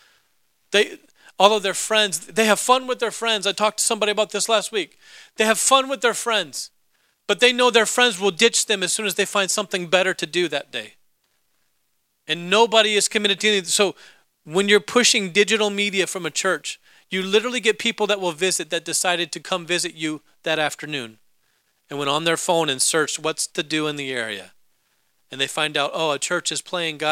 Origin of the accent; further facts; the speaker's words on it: Alaska, United States; my home state, Alaska